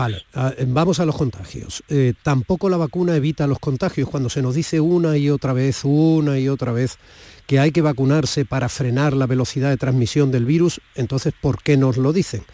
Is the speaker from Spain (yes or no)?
yes; Andalusia, Spain; los andaluces